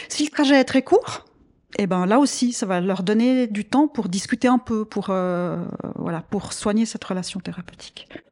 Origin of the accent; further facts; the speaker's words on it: same area as Nicole, Vaud, Switzerland; on a grandi dans le même coin.